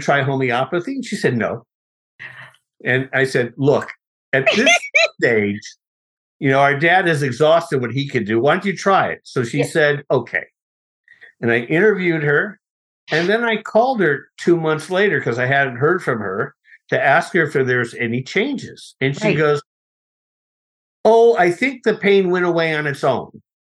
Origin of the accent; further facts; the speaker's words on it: Los Angeles, California, United States; Well, I grew up in Los Angeles. I was born in a hospital that doesn't exist anymore in Hollywood.